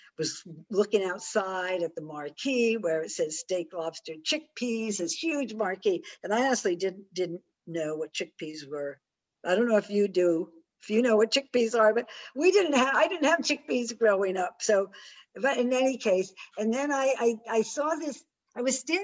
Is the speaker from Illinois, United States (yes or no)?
no; Westport, Connecticut, United States; I grew up in Westport, Connecticut